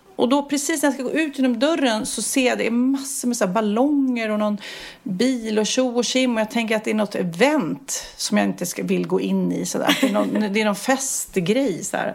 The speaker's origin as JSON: {"language": "Swedish", "country": "Sweden", "said": "vi som har så lång semester i Sverige"}